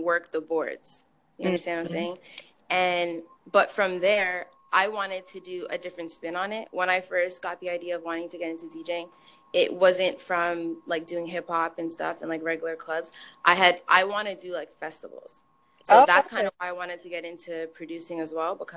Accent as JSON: {"language": "English", "town": "Toronto", "region": "Ontario", "country": "Canada", "also_born_or_lived": "Barbados / Detroit / Farmington Hills", "moved": "as an adult", "lives_now": "Windsor, Canada", "said": "I'm from Toronto originally, born in Barbados"}